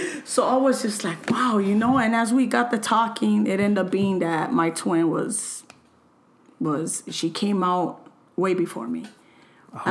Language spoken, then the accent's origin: English; Los Angeles, California, United States; I was raised in LA, El Sereno, Alhambra, and those are my roots